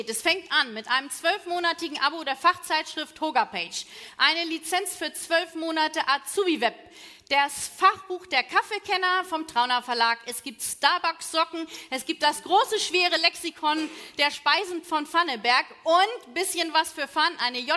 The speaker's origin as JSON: {"language": "German", "town": "Göttingen", "region": "Lower Saxony", "country": "Germany", "said": "Ich komme aus Göttingen."}